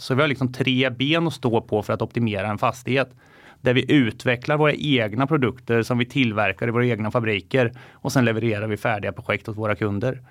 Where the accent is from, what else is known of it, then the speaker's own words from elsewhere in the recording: Finspång, Östergötland, Sweden; en liten månskensbonde från norra Finspång har lite getter, höns, lever, lever och lär med naturen